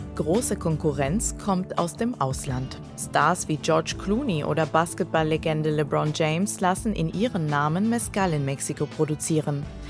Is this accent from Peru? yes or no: yes; Peru; first language Spanish; German is a second language; moved away; also born or lived in Germany; weil ich aus, äh, Südamerika komme. Ähm, ich bin halbdeutsch, halb peruanisch und, äh, Spanisch ist meine Muttersprache